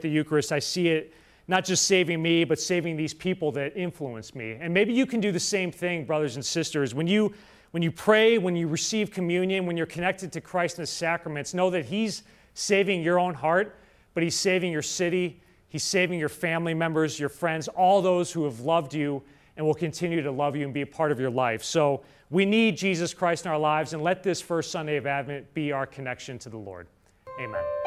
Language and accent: English; Winnetka, Illinois, United States; also born or lived in Rome; faith, hope, and charity is my home parish, uh, where I grew up in Winnetka, Illinois. It's where I'm, I'm from.